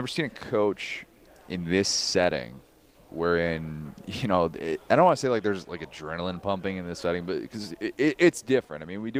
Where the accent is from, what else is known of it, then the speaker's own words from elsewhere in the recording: Midwest, United States; moved away; I grew up in the Midwest.